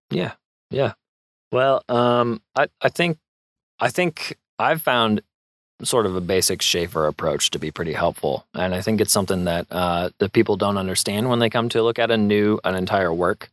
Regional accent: Moscow, Idaho, United States; Yeah, I was born and raised in Moscow

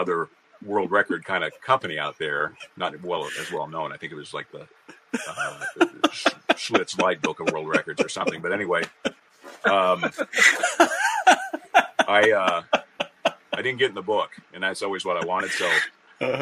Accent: Carmel, Indiana, United States; my hometown, which is Carmel, Indiana

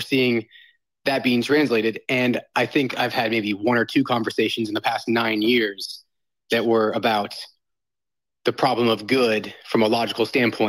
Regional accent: Southern Bible Belt, United States; growing up in the Southern Bible Belt evangelical space

